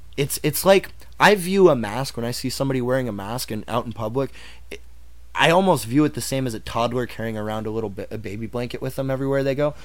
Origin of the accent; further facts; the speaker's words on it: Dallas, Texas, United States; when I was growing up in Dallas